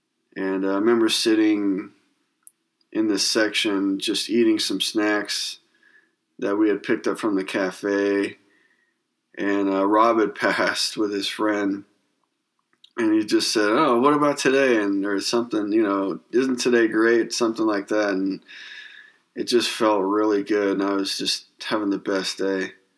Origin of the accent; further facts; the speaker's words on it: Northern California, United States; where I grew up in Northern California.